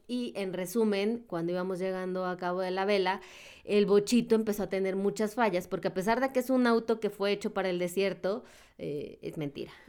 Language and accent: Spanish; Mexico; como mexicanos